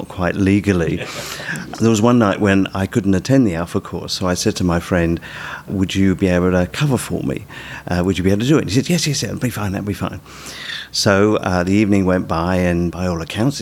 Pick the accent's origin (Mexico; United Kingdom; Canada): United Kingdom; moved away as an adult; now in Australia; people will tell from my accent that I'm from the UK. This was not long after Sue and I came to Australia